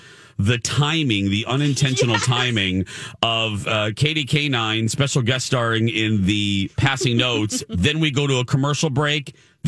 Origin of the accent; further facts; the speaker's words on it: Indiana, United States; I'm from Indiana.